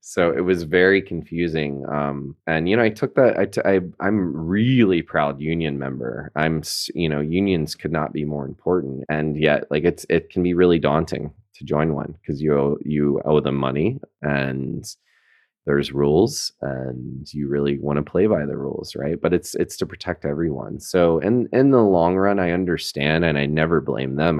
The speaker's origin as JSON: {"language": "English", "town": "Chattanooga", "region": "Tennessee", "country": "United States", "tie": "born or raised there", "also_born_or_lived": "New York City", "moved": "as an adult", "lives_now": "Rhinebeck, United States", "said": "I am from Chattanooga, Tennessee"}